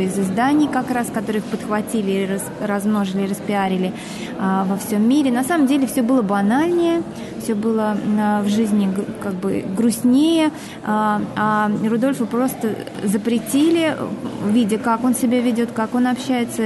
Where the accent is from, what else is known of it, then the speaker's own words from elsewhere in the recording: Volgograd, Volgograd Oblast, Russia; я Собственно, из Волгограда, и я, э, мой дед там воевал